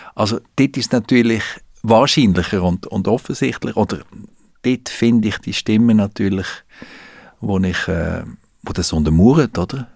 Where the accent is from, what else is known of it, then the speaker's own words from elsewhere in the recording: Switzerland; Wir sind kleinräumig in der Schweiz